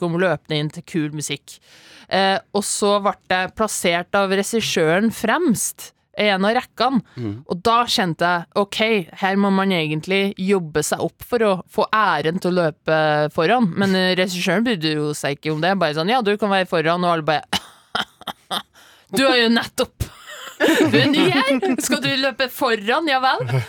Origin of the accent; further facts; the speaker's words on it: Ytterøya, Trøndelag, Norway; also born or lived in Inderøy; now in Oslo, Norway; Jeg er fra Ytterøya